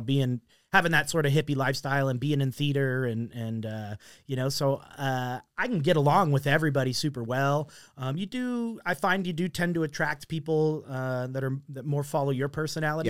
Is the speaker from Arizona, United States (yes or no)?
yes; Mesa, Arizona, United States; I grew up in Mesa